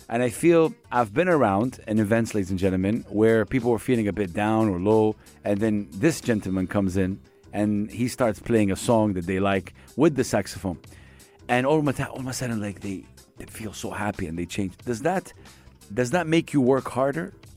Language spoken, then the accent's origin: English; Jeddah, Makkah Province, Saudi Arabia; now in United Arab Emirates; my hometown, Jeddah